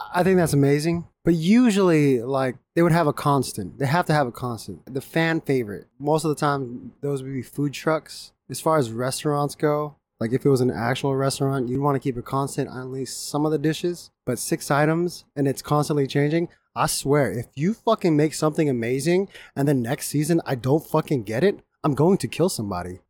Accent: Japan; moved away; growing up in Japan

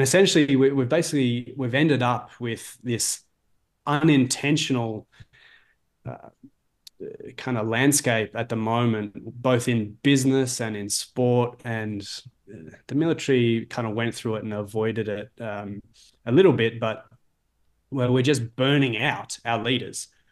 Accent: Melbourne, Victoria, Australia; now in Toronto, Canada; I'm in Toronto, Ontario. I'm from Melbourne, Australia.

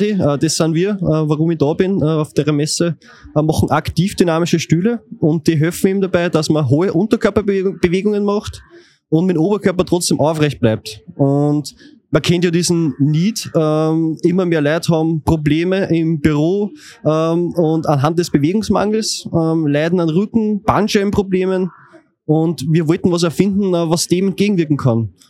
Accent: Linz, Upper Austria, Austria; Grüß euch … ähm, und ich komme aus Linz.

